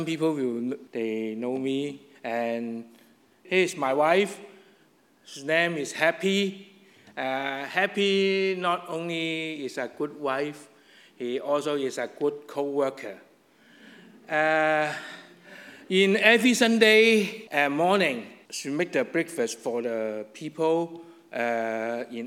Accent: Hong Kong; English is a second language; moved away; I still live in Hong Kong alone

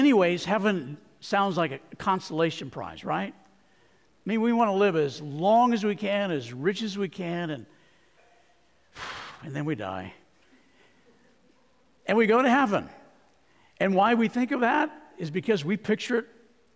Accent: Arizona, United States; I grew up in Arizona

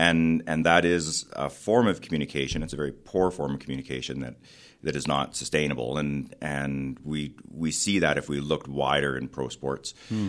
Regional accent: Edmonton, Alberta, Canada; also born or lived in Calgary; Yeah, so I grew up in Edmonton

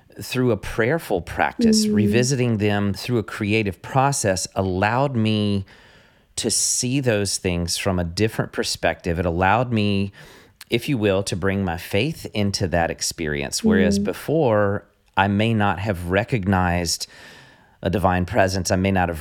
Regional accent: American South, United States; I'm from the American South, so I mispronounce everything on a daily basis

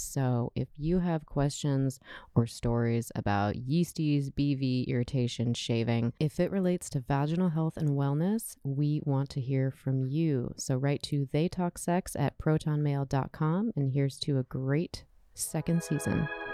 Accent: United States; I'm an American

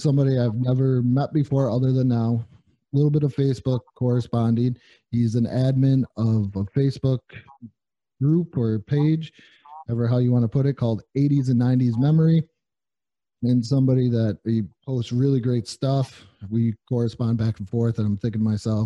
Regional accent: New York, United States; moved away as an adult; now in Texas, United States; I'm originally from New York

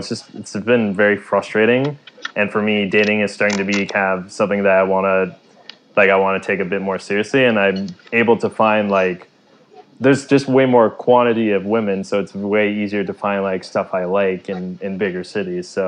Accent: Ottawa, Ontario, Canada; moved away as an adult; now in Ho Chi Minh City, Vietnam; my hometown of Ottawa

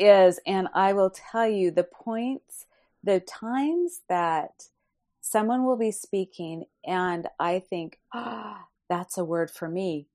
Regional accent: Fresno, California, United States; my hometown of Fresno, California

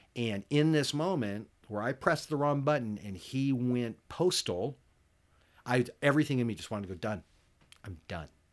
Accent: United States; as an American, as a, you know, middle class American

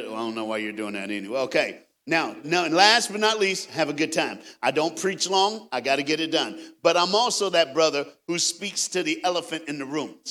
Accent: Knoxville, Tennessee, United States; I am a Southern brother. I was born and raised in Knoxville, Tennessee

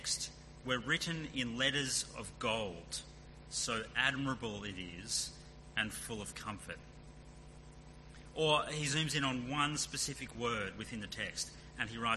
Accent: Sydney, New South Wales, Australia; moved away as an adult; now in Perth, Australia; We left behind our home, the car we sold before we moved, the little joy of driving down roads and streets that we grew up in, a knowledge of the city that had been our whole lives

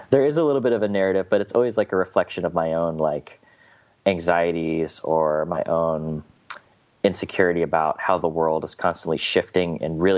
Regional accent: Midwest, United States; growing up in the Midwest, you have a lot of like conservative ideology

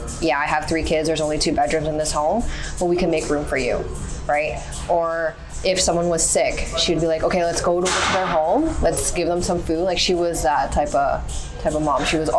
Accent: Canada; I was born and raised in Canada.

